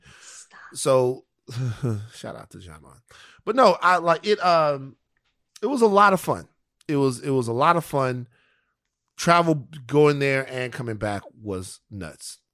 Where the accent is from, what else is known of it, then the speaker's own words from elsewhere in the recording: Louisiana, United States; I'm from Louisiana. It was amazing.